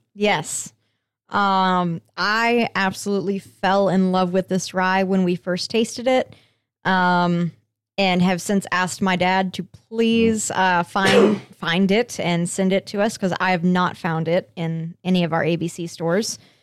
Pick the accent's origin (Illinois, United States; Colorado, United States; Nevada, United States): Colorado, United States; moved away; my home state of Colorado